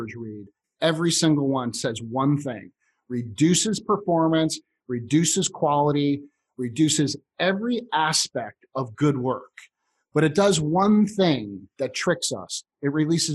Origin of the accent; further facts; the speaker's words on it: Chicago, Illinois, United States; I grew up in Chicago